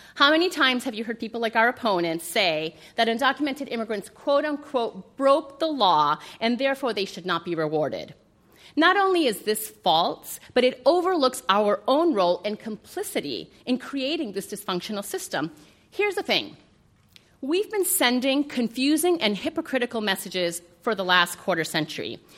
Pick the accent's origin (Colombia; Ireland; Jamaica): Colombia; now in United States; I'm an immigrant from Colombia, a proud naturalized U.S. citizen